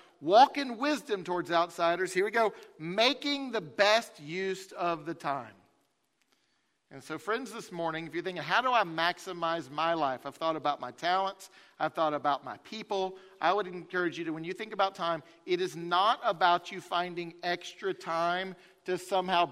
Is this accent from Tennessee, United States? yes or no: yes; Farragut, Tennessee, United States; I grew up in Farragut